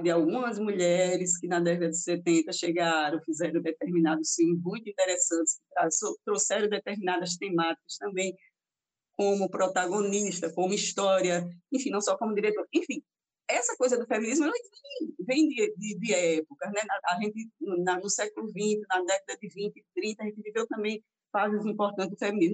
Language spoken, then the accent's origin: Portuguese; Arapiraca, Alagoas, Brazil; also born or lived in Taquarana; a minha, infância minha infância e juventude Arapiraca, mas assim, sou, nasci em Taquarana